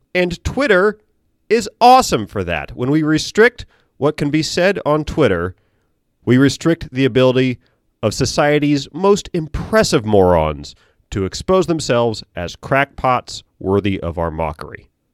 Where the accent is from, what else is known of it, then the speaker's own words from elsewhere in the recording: Norfolk, Virginia, United States; I'm from Norfolk, we're a port